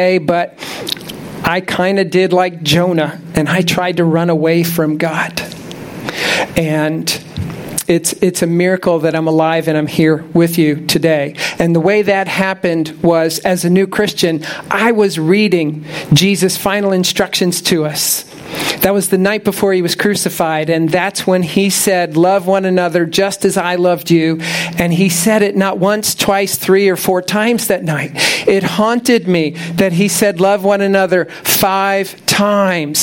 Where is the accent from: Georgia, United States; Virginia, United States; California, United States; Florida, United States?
Florida, United States; Tampa; moved away as an adult; also born or lived in Orlando area, Florida; now in near Orlando, United States; I'm from Tampa. I grew up here. I spent most of my life here.